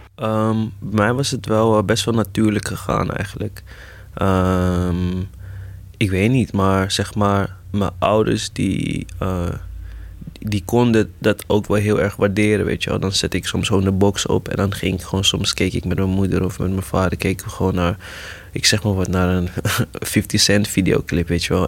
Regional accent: Amsterdam, North Holland, Netherlands; Ik ben geboren in, eh, Eventing, dat bestaat nu niet meer, maar dat was, eh, in Zuidoost, de Bijlmerrecht. En, ehm, toen op mijn tiende verhuisd naar Gein

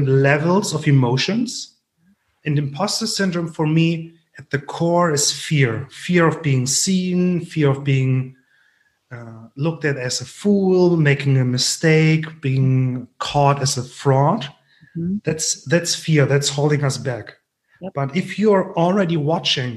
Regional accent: Germany; accent: thick German; English is a second language; my thick German accent

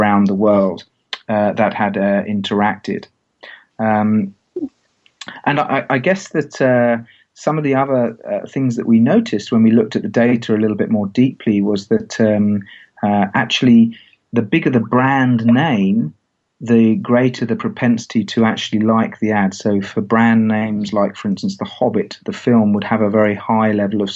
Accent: England, United Kingdom; I as an English guy

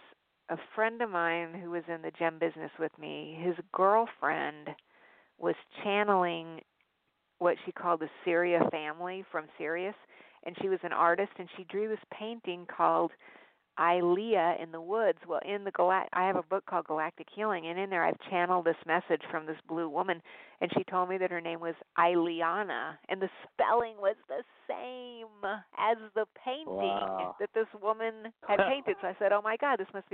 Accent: Albuquerque, New Mexico, United States; moved away; I was born in Albuquerque

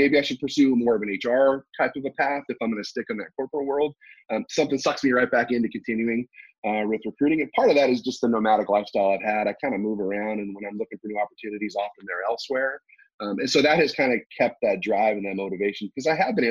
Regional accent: United States; also born or lived in South Korea; I'm an American.

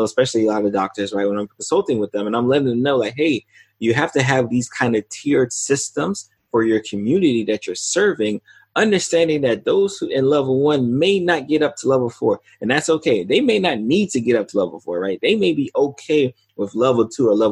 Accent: South Florida, United States; I'm in South Florida, so the likely first one will be in my hometown

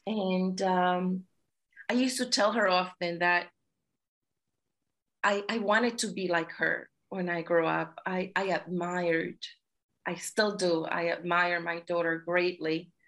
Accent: Brooklyn, New York, United States; also born or lived in Santiago, Dominican Republic; But I was born in Santiago, Dominican Republic, and I came to the United States at the age of 12. And I grew up in Brooklyn pretty much.

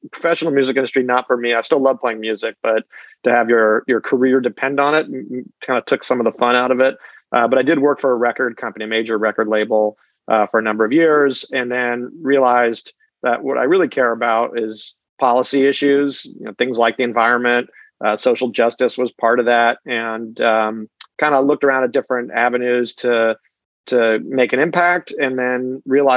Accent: California, United States; I grew up in California.

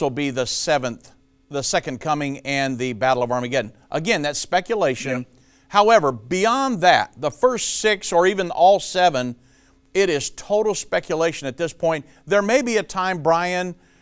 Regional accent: Richmond, Indiana, United States; I'm actually a Hoosier. I was born and raised in Richmond, Indiana

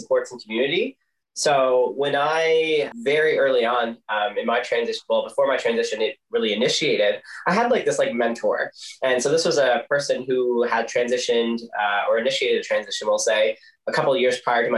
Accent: Corner Brook, Newfoundland and Labrador, Canada; I grew up in Cornerbrook

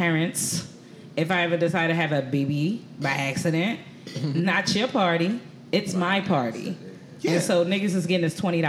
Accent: United States

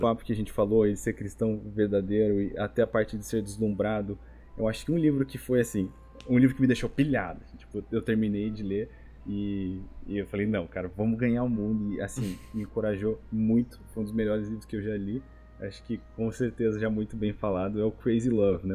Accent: Brazil; now in United States; a gente, como brasileiro

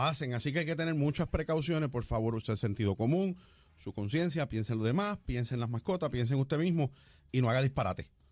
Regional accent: Morovis, Puerto Rico; now in Salinas, Puerto Rico; yo soy un jíbaro, de Morovi, yo soy jíbaro de playa, yo imagínate, de Morovi viviendo en Salinas

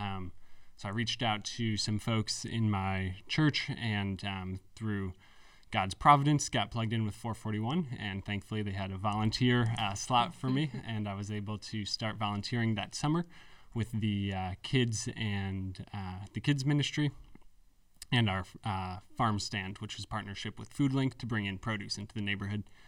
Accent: Canandaigua, New York, United States; also born or lived in Philadelphia; I grew up in Canandaigua, New York

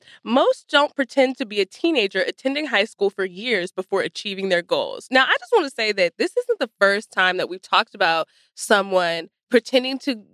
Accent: Texas, United States; I'm from Texas.

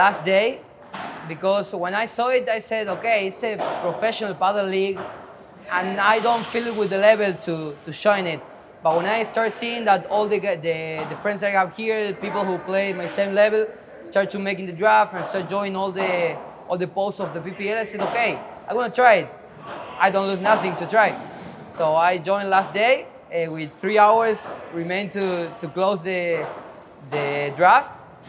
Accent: General Roca, Río Negro, Argentina; Rio Negro, General Roca, a little city.

